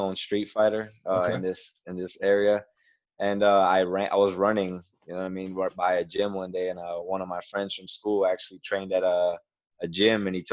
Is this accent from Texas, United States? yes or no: no; Miami, Florida, United States; now in Broward County, United States; I was born and raised in Miami, Florida